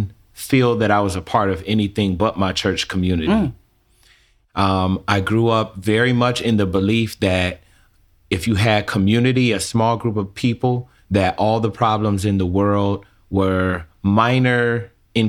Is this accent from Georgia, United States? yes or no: no; Chicago, Illinois, United States; I'm born and raised in Chicago, Illinois, to a preacher and a teacher.